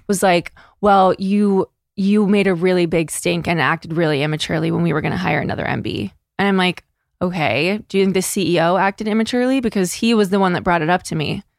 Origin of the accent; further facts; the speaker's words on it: Northeast, United States; We're from the Northeast